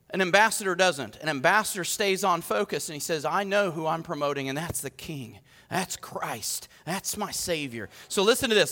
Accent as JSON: {"language": "English", "country": "United States", "said": "I'm proud to be an American"}